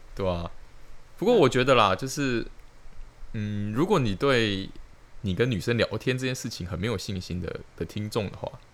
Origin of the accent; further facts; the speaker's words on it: Tainan, Taiwan; moved away as an adult; now in Hsinchu, Taiwan; 因为我是台南人嘛，所以我就加入南有会